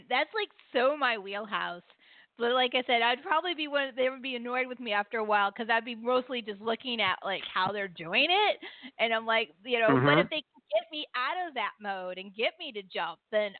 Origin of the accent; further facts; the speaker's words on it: California, United States; Like you and I were Californians. We were raised on Disneyland.